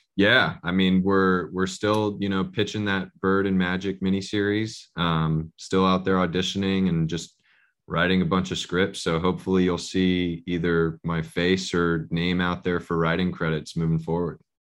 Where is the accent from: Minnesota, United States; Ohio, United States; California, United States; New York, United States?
California, United States; Bay Area; now in Los Angeles, United States; I'm originally from the Bay Area, so I grew up a Warrior fan